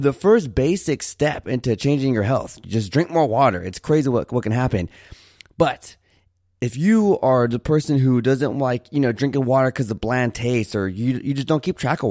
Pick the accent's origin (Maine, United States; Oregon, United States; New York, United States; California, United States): California, United States; Santa Barbara; now in Houston, United States; I currently live in Houston, but I was born in Santa Barbara, California